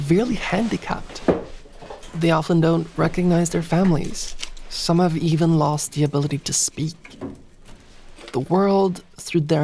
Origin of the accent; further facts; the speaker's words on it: Lillehammer, Innlandet, Norway; In my hometown in Lillehammer, there's a museum called Majhagen